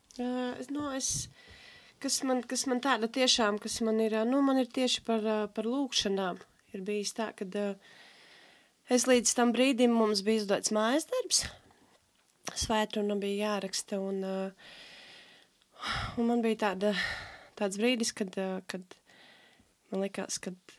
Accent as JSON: {"language": "Latvian", "town": "Alūksne", "region": "Alūksne Municipality", "country": "Latvia", "accent": "Alūksne accent", "moved": "as an adult", "lives_now": "Riga, Latvia", "said": "es esmu no Alūksnes. Tagad vairāk kā pusotru gadu esmu rīdzinieci ar uh, jā, skaisto mīlīgo Alūksnes akcentu"}